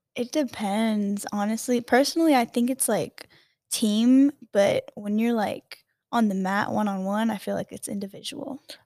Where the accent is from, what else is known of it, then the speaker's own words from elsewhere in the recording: Hawaii, United States; moved away; I grew up in Hawaii